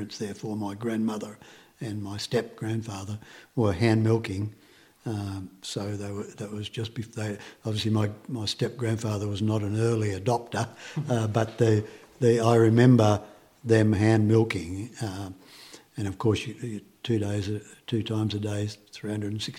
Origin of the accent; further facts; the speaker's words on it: Australia; I was born in 1950, less than a year after they arrived in Australia.